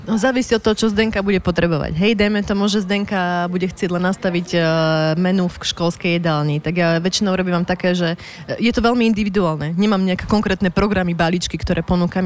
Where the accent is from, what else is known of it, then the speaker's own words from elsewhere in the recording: Martin, Žilina Region, Slovakia; moved away as an adult; also born or lived in Bratislava; som z malého mesta, tak to varenie denné bolo u nás prirodzené